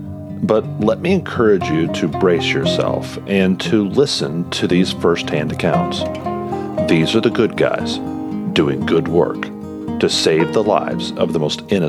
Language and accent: English; Kansas City, Missouri, United States; my hometown of Kansas City.